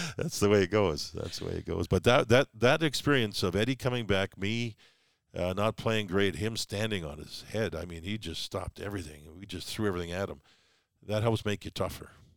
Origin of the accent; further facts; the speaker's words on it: Calgary, Alberta, Canada; moved away; also born or lived in New York; growing up in Calgary, there's those seasons